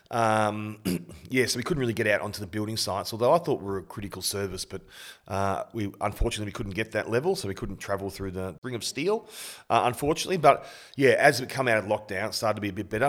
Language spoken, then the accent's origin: English; Bendigo, Victoria, Australia; moved away; Bendigo, where I was born and went to primary school in Kangaroo Flat Tech